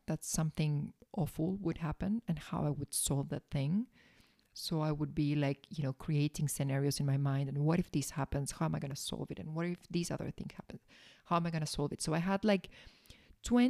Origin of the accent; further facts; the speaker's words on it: Argentina; I was born in Argentina